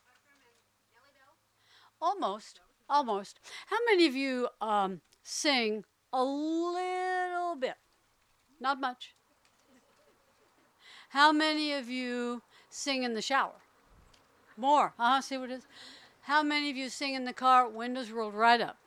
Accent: New Orleans, Louisiana, United States; moved away; also born or lived in Houston, Texas / Berkeley, California; When I was a little girl, I grew up on the Gulf Coast, mostly. Mostly in New Orleans

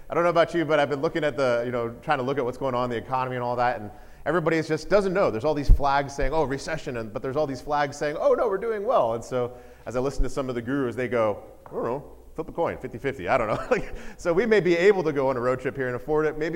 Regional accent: Georgia, United States; also born or lived in Texas, United States / Connecticut, United States; I was a Georgia boy. What I mean by that, I was born in Texas.

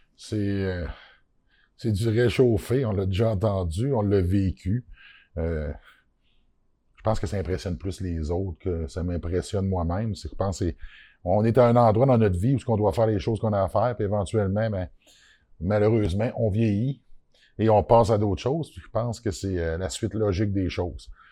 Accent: Côte-Nord, Quebec, Canada; moved away; c'est dans mon village natal. la Côte-Nord

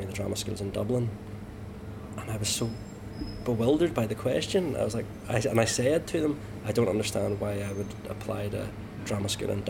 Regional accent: Ulster, Northern Ireland, United Kingdom; moved away; also born or lived in London; I like many Ulster Protestants, you then abandon your British identity and embrace being Irish

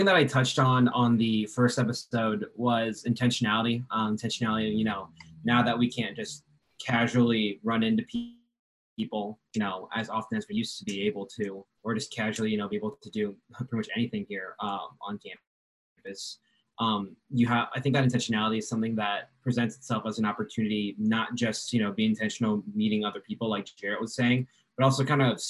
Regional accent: Spring Hill, Kansas, United States; I'm a senior nursing major from Spring Hill, Kansas

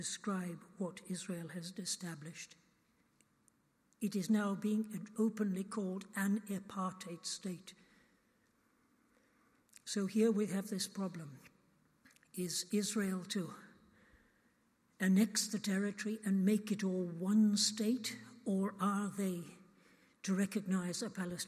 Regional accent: United Kingdom; as British people

